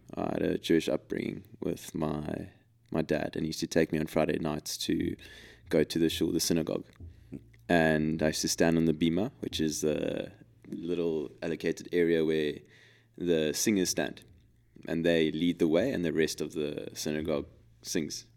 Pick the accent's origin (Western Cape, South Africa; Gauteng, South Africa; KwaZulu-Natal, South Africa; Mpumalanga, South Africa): Western Cape, South Africa; Cape Town; we're from Cape Town